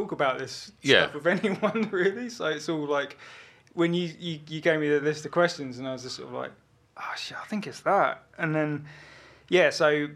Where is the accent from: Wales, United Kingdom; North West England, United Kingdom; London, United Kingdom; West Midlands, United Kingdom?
London, United Kingdom; Kingston upon Thames; also born or lived in Brighton; I was born in Brighton, lived there for 3 years, moved to Kingston in Surrey, near Richmond, arm's length from London. And, yeah, so, like, growing up was Kingston, basically